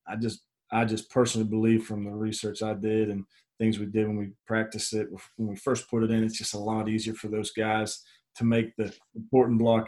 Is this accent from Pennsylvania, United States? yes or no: yes; Pittsburgh, Pennsylvania, United States; moved away; I'm from Pittsburgh, Pennsylvania originally